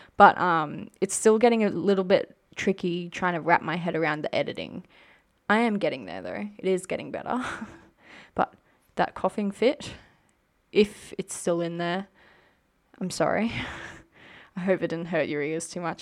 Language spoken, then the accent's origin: English; Queensland, Australia; I am from Queensland